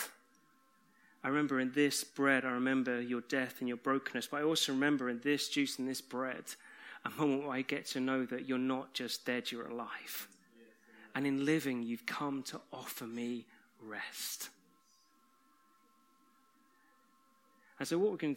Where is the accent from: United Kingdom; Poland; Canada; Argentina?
United Kingdom; We're British